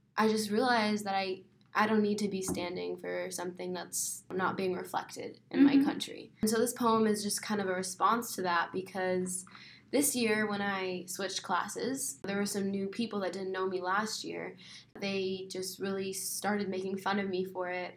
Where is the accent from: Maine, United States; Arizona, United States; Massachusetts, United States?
Arizona, United States; Mesa; I was born and raised in Mesa, Arizona.